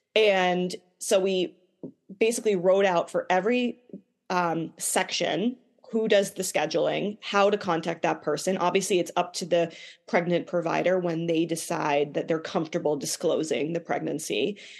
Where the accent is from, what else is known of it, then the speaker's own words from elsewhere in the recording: Boston, Massachusetts, United States; I grew up in the Boston area.